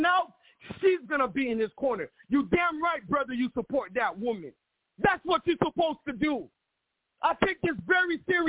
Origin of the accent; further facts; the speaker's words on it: United States; now in Miami, United States; I am brought here by Haitian parents. I was born and raised in America